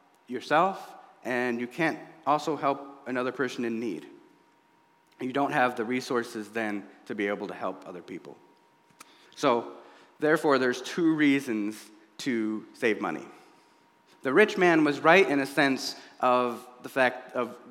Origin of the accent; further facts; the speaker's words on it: United States; I was born here in the United States and not Somalia